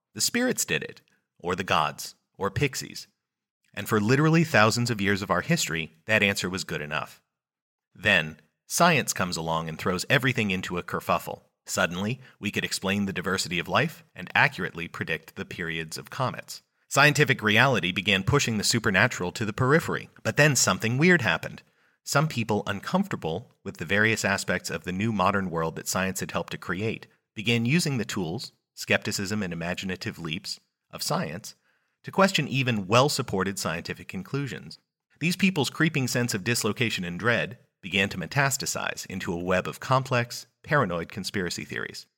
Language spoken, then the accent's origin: English; United States; I'm an American